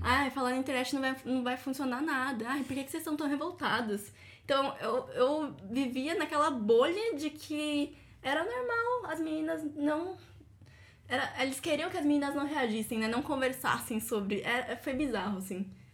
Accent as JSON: {"language": "Portuguese", "region": "São Paulo", "country": "Brazil", "also_born_or_lived": "São Carlos", "moved": "as an adult", "said": "morei em São Carlos, que eu fiz faculdade fora também, sou de São Paulo."}